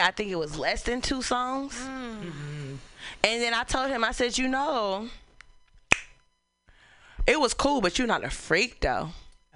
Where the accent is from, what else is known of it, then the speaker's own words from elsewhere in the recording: Oakland, California, United States; We're from Oakland